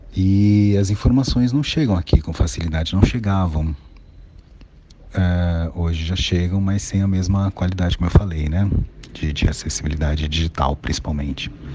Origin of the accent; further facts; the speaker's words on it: São Paulo, Brazil; Eu sou de Guaianazes. Guaianazes, extremo da Zona Leste